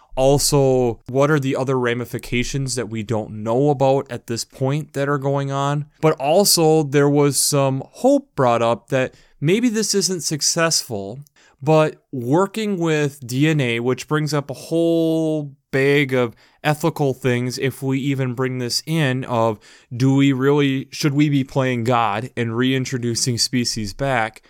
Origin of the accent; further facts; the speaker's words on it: United States; especially as an American